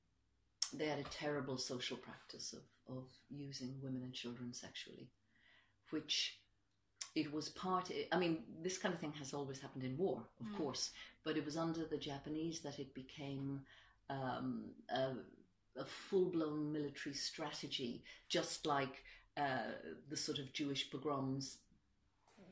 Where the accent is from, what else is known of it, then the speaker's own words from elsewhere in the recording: Ireland; also born or lived in Streatham, London; now in London, United Kingdom; I'm an immigrant myself. I'm Irish. I've lived here for a long time, but nonetheless, I am an immigrant